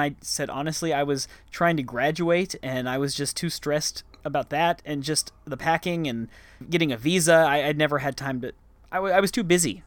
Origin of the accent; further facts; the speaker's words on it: Dallas, Texas, United States; moved away as an adult; also born or lived in Arlington, Texas; now in Bangkok, Thailand; I grew up there and I spent the first twenty-two years of my life there